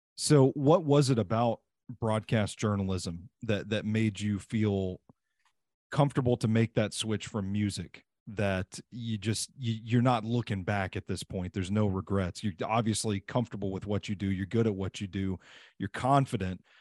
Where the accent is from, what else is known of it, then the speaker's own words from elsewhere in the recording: Mount Juliet, Tennessee, United States; I grew up in Mount Juliet, Tennessee